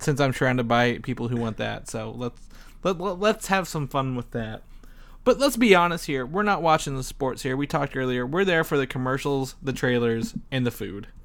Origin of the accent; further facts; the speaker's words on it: Indiana, United States; I'm from Indiana